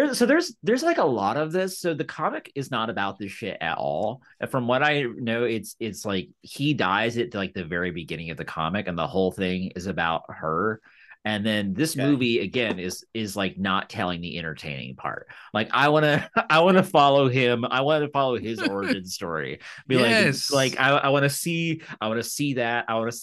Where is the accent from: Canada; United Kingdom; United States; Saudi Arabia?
United Kingdom; We're British. We have three foods we eat.